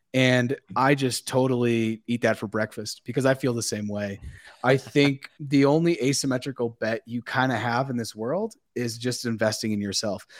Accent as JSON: {"language": "English", "region": "Massachusetts", "country": "United States", "said": "I'm up from Massachusetts"}